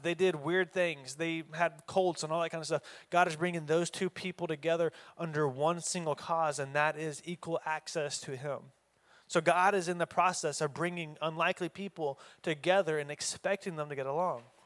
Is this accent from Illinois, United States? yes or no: no; Oklahoma, United States; I'm from Oklahoma.